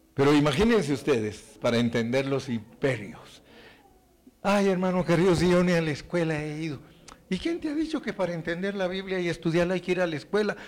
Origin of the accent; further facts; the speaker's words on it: Guatemala; Yo vengo de Guatemala